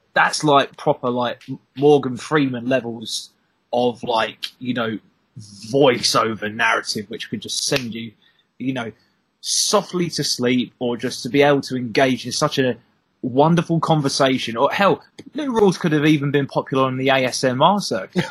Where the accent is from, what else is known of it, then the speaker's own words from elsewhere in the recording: the Southeast, South East England, United Kingdom; I'm not from the West Country. I'm from the Southeast.